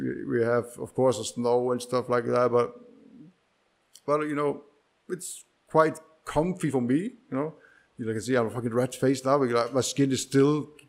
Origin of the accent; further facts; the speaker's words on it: Iceland; now in Prague, Czech Republic; I'm from Iceland